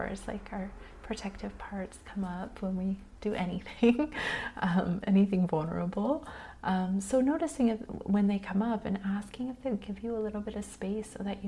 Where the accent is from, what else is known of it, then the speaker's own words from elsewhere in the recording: United States; especially as modern American humans who've been raised in a capitalist society